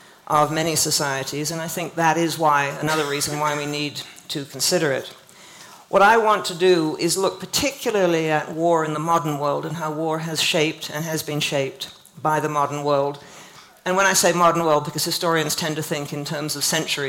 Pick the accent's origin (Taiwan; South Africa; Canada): Canada; I grew up in Canada